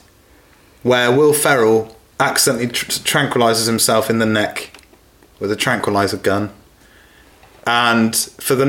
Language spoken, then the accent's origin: English; Saltash, South West England, United Kingdom; I'm from Salt Ash.